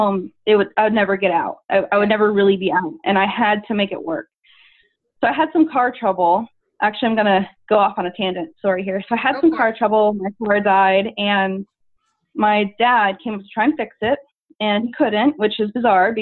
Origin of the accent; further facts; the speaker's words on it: Tampa, Florida, United States; also born or lived in Orlando; I moved out and went to from Tampa area to Orlando. So it wasn't too far away, but just far enough away where I didn't live at home